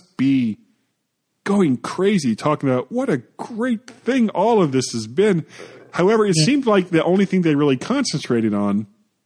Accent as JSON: {"language": "English", "region": "Florida", "country": "United States", "said": "I am a blonde from Florida"}